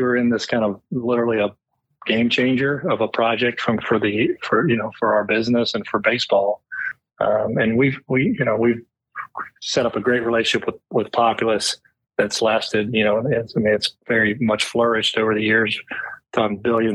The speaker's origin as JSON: {"language": "English", "town": "Pittsburgh", "region": "Pennsylvania", "country": "United States", "tie": "born or raised there", "moved": "as an adult", "said": "I grew up in Pittsburgh"}